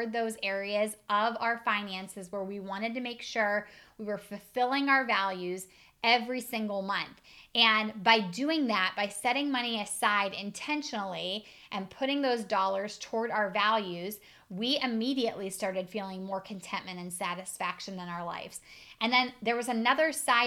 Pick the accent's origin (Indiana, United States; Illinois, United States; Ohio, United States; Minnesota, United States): Ohio, United States; Northeast; I'm from Northeast Ohio.